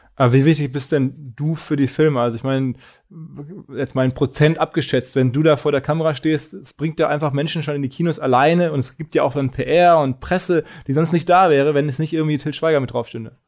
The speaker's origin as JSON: {"language": "German", "country": "Germany", "said": "als Deutscher"}